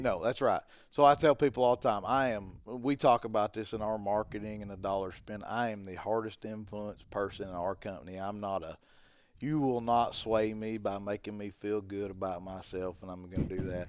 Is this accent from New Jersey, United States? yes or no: no; Arkansas, United States; I'm from freaking Po Dunk Town, Arkansas